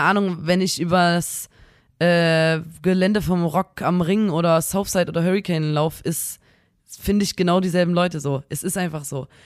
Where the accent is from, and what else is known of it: Chemnitz, Saxony, Germany